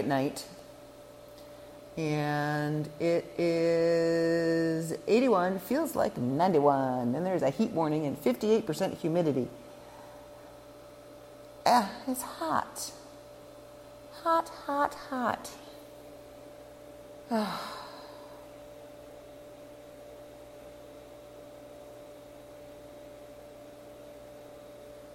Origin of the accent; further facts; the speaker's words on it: southern Ontario, Canada; I am a Canadian country girl. Born and raised in southern Ontario, a little more northern southern Ontario